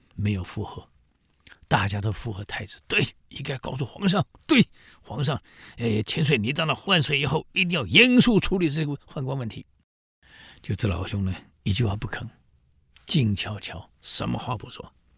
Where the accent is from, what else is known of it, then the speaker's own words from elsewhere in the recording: Taiwan; 我们台湾人